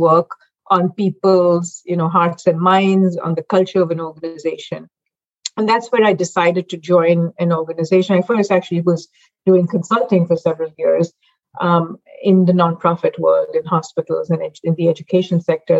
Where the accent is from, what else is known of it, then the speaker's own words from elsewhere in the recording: Mumbai, Maharashtra, India; now in United States; I actually grew up in Mumbai, India